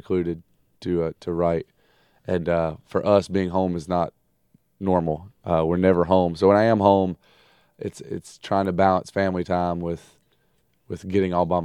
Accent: Reidsville, North Carolina, United States; moved away as an adult; now in Raleigh, United States; I'm from Reidsville, North Carolina, but Raleigh's definitely much more of a home for me

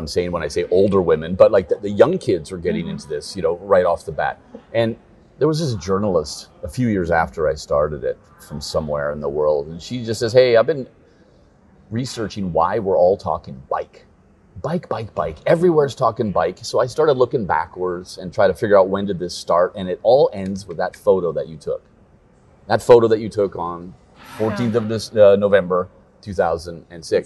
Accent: Copenhagen, Capital Region of Denmark, Denmark; We're from Copenhagen

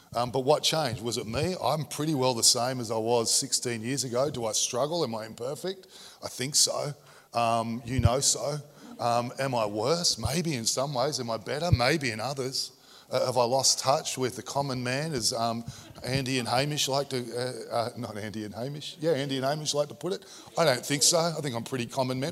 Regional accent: Sydney, New South Wales, Australia; I grew up in Sydney's equivalent of Coldale

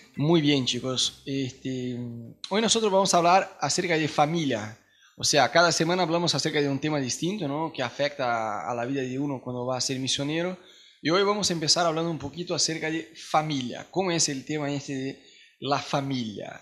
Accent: Brazil; Spanish is a second language; now in Argentina; nosotros como brasileños

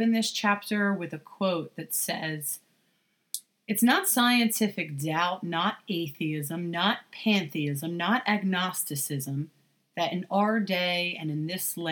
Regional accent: United States; as American Christians

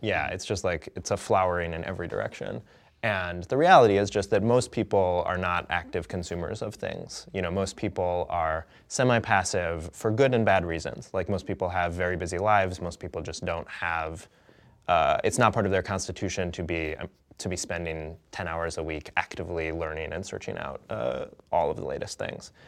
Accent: Madison, Wisconsin, United States; I grew up in Madison, Wisconsin, where the Onion is from

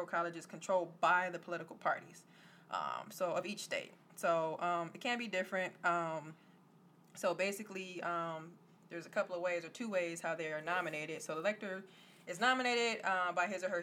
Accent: Wisconsin, United States; we're from Wisconsin

